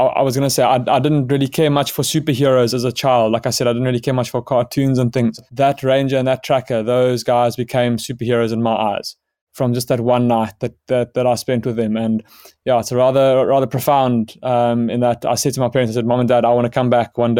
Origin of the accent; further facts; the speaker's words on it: Johannesburg, Gauteng, South Africa; born there; I was born in Johannesburg.